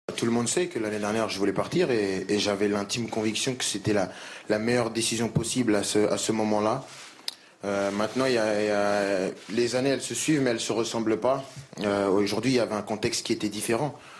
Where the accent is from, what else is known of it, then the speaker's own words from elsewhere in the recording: France; en tant que Français